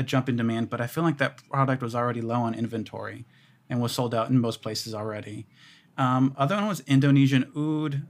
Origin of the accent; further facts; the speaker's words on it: Houston, Texas, United States; I grew up in Houston.